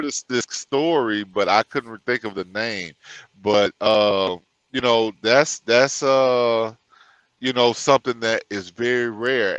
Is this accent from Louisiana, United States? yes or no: yes; Louisiana, United States; born or raised there